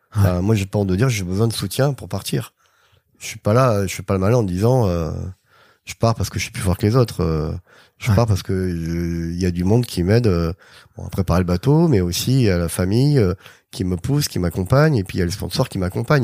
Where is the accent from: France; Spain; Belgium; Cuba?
France; Arcachon, Nouvelle-Aquitaine; moved away as an adult; also born or lived in Bordeaux; now in Les Sables-d'Olonne, France; je suis originaire de, Bordeaux, j'ai grandi à Arcachon.